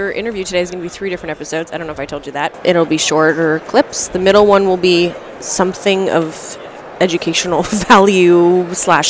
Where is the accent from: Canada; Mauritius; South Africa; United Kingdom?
Canada; I'm Canadian.